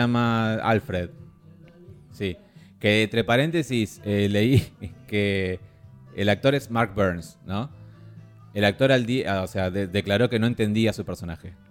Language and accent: Spanish; Argentina; somos Argentina